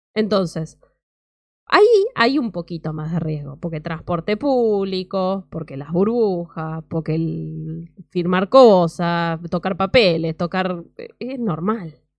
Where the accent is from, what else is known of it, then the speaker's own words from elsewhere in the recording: Mar del Plata, Buenos Aires Province, Argentina; mi ciudad de Mar del Plata